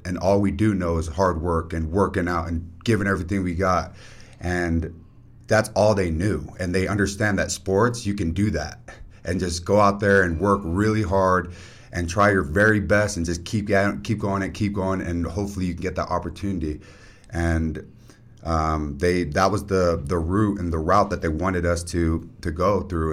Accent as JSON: {"language": "English", "town": "South Jordan", "region": "Utah", "country": "United States", "tie": "born or raised there", "also_born_or_lived": "Copper Hills", "said": "when we moved from Copper Hills to South Jordan, South Jordan's in the boundaries where Bingham High is and Bingham Little League is"}